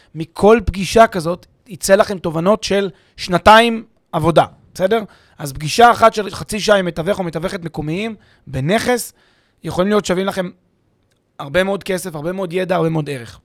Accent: Israel; אנחנו כישראלים

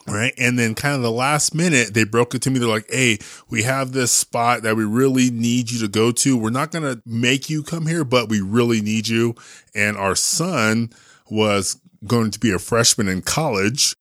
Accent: San Jose, California, United States; moved away as an adult; also born or lived in New Jersey / Austin; now in Salt Lake City, United States; I was born in San Jose

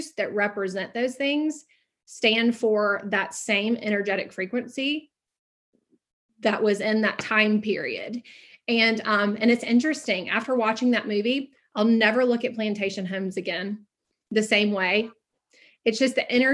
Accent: the South, United States; I'm from the South. So I'm a Southern girl

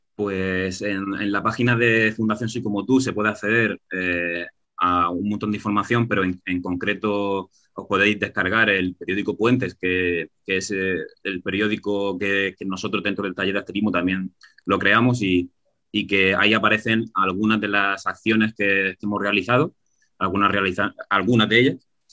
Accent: Region of Murcia, Spain; Que somos, que somos muy murcianos en el taller, que somos muy murcianos

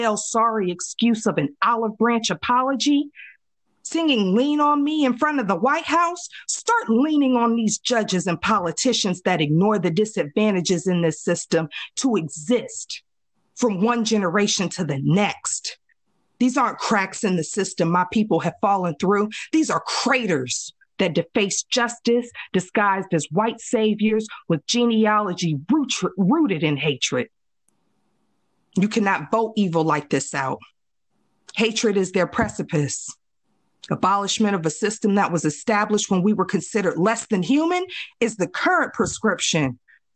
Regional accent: Midwest, United States; I grew up in the Midwest, AKA the New South

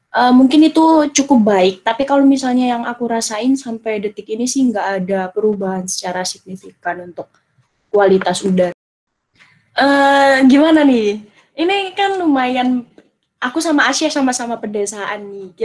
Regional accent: Jombang, East Java, Indonesia; sebenarnya dibilang Jombang, ya emang masuk Jombang. Tapi ini bener-bener Jombang yang paling utara dan timur.

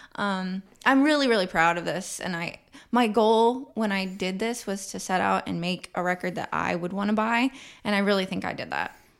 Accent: Kansas City, Missouri, United States; Kansas City in the autumn time is my love song to my hometown.

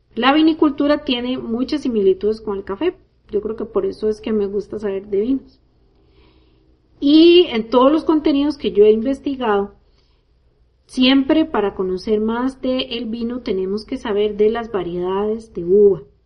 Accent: Costa Rica; Yo crecí en Costa Rica

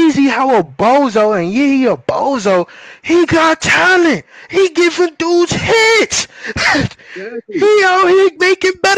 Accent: New York, United States; I'm from New York

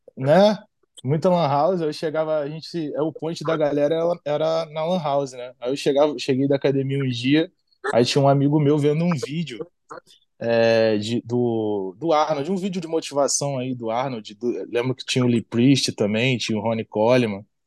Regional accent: Nova Iguaçu, Rio de Janeiro, Brazil; moved away as an adult; now in United States; E da onde eu venho, eu venho da Baixada Fluminense, né? Venho de Nova Iguaçu.

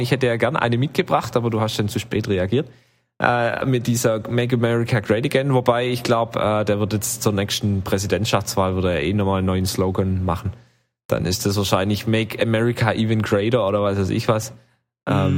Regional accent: western Germany, Germany; bei uns im Westen

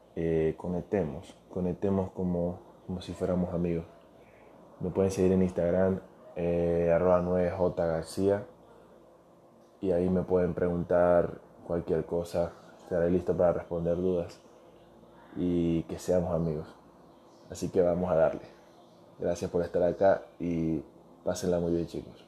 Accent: Venezuela; now in Ecuador; Yo soy venezolano, soy futbolista. Actualmente vivo en Ecuador, soy inmigrante

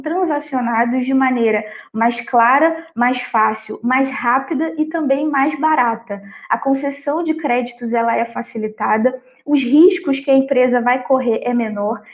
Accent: Brazil; a nossa percepção como brasileiros

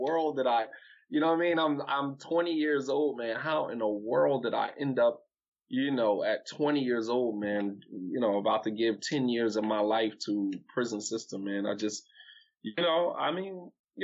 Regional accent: East Orange, New Jersey, United States; now in Delaware, United States; I'm from Jersey, man. I'm from East Orange, New Jersey

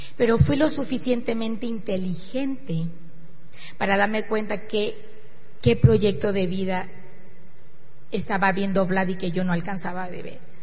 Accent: northern Mexico, Mexico; somos mexicanos, que somos del norte

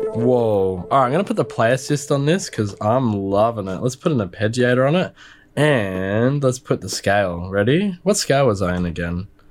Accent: Australia; I'm Australian

